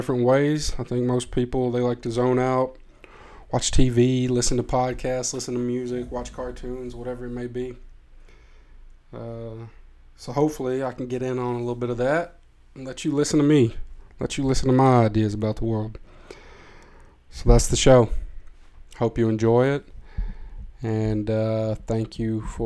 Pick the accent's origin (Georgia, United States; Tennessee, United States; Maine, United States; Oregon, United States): Tennessee, United States; now in Amsterdam, Netherlands; I am from Tennessee, from a small place in Tennessee, not Nashville